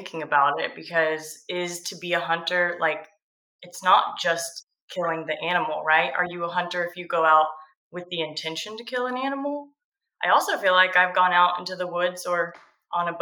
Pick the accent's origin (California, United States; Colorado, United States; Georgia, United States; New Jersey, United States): Georgia, United States; Georgia coast, United States; I grew up on the Georgia coast.